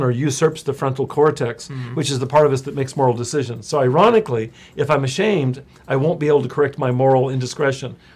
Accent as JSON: {"language": "English", "town": "Visalia", "region": "California", "country": "United States", "tie": "born or raised there", "moved": "yes", "lives_now": "Los Angeles, United States", "said": "I grew up in Central California. I lived in Visalia."}